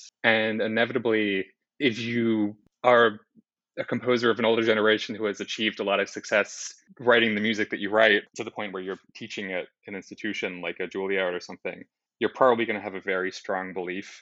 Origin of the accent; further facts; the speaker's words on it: Sydney, New South Wales, Australia; moved away as an adult; also born or lived in New York; I grew up in Sydney, Australia. I moved to New York for my undergrad